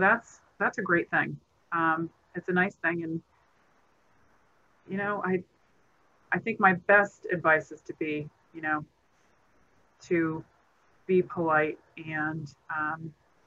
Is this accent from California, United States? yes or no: no; Elmira, New York, United States; I grew up in Elmira, New York